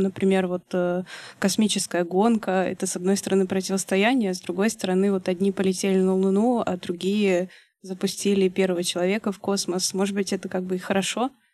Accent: Russia; я из России

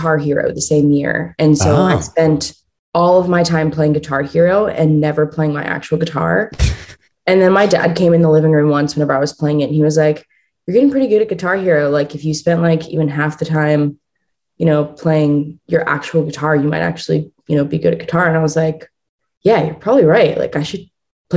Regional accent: Pittsburgh, Pennsylvania, United States; I was born and raised in Pittsburgh, Pennsylvania

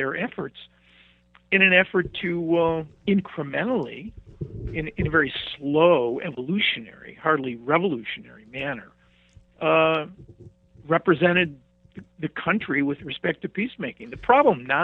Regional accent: Cleveland, Ohio, United States; accent: Midwest; I'm from Cleveland, Ohio.

